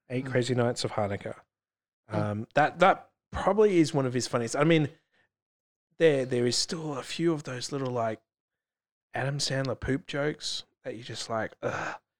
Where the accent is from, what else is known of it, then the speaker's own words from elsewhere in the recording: England, United Kingdom; moved away; I spent most of my school years growing up in England. We lived in a medium sized town outside of London